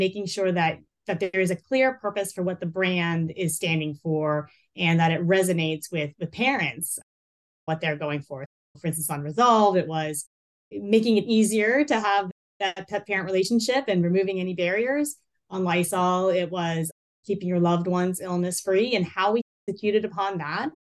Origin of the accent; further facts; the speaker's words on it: North Carolina, United States; moved away as an adult; we went back to where I was raised in North Carolina